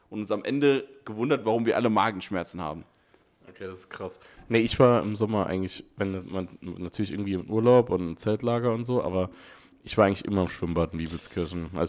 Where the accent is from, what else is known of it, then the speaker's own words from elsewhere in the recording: Ottweiler, Saarland, Germany; Es war das erste Mal, dass ich rausgekommen bin aus Ottweiler und Saarbrücken, Homburg.